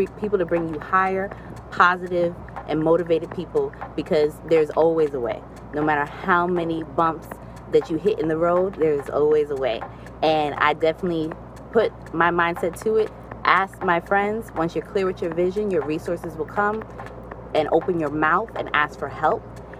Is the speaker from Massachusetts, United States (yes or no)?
no; New York City, New York, United States; moved away as an adult; now in Hampton, United States; As a New Yorker, I was all about the trains and the subways